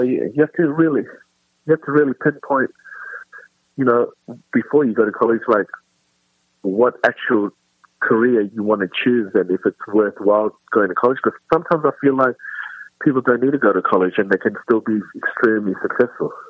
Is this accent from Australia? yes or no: yes; Australia; also born or lived in South Africa; I was born in South Africa. I lived in South Africa till, till I was nine, and then I moved to Australia. Um, and then I pretty much was raised the rest of my, my youth in Australia